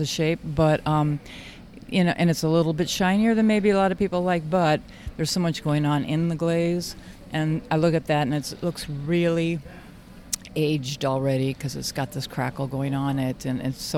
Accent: Red Wing, Minnesota, United States; I am from Red Wing, Minnesota, which is 60 miles south of Minneapolis, St. Paul

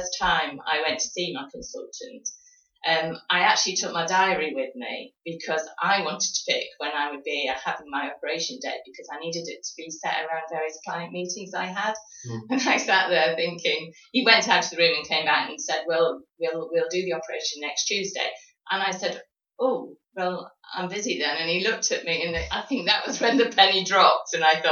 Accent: High Peak, East Midlands, United Kingdom; moved away as an adult; also born or lived in Bristol; now in Exeter, United Kingdom; I was originally born in the High Peak.

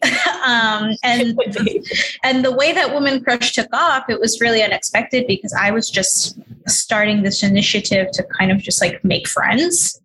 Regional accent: New York City, New York, United States; I grew up in New York City. I was raised in Queens

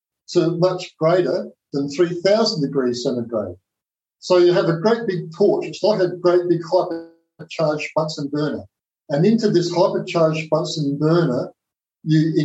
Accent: South Australia, Australia; Their plant was in Whyalla, which was a very remote part of South Australia, my home state.

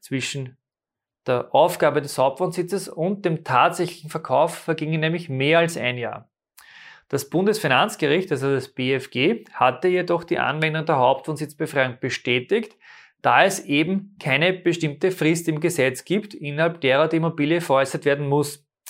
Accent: Austria; bei uns in Österreich

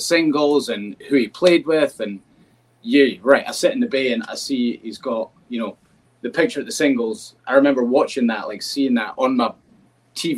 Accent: United Kingdom; now in United States; being a Brit and not growing up with baseball

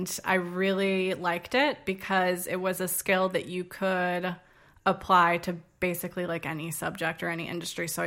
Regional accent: Arlington, Virginia, United States; also born or lived in Charleston, South Carolina; now in Washington, D.C., United States; I am from Arlington, Virginia, which is right next to Washington, D.C., where I live now. Grew up there, spent my whole life up until 18 there

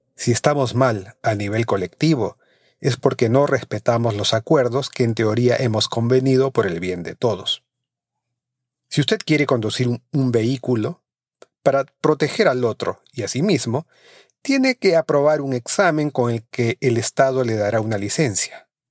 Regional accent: Peru

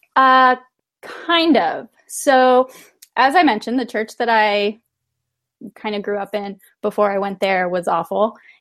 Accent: Temecula, California, United States; moved away; also born or lived in San Diego; I grew up mostly in Temecula, which is more inland and north.

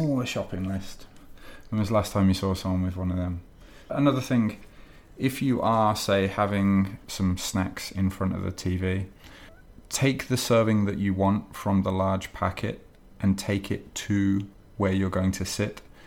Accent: England, United Kingdom; now in Japan; I'm English

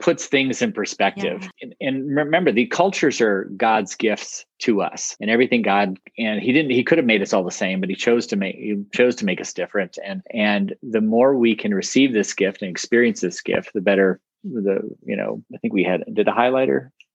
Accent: Ohio, United States; I grew up up in Ohio, you know, kind of mid Midwest

